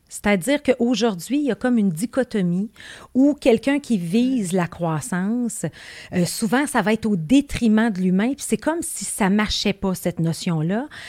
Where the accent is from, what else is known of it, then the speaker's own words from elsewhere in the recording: Saguenay, Quebec, Canada; Non, moi, je viens du Saguenay. Du Saguenay. Élevé sur des terres à patates.